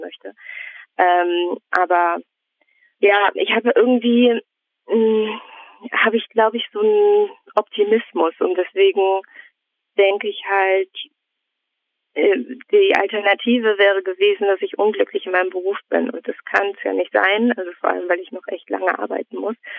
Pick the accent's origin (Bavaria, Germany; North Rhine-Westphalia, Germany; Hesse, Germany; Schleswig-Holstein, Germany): North Rhine-Westphalia, Germany; Neuss; moved away as an adult; also born or lived in Münster; now in Mülheim an der Ruhr, Germany; Ich komme aus Neuss und habe dann in Münster studiert und bin von Münster dann aus nach Mülheim gezogen.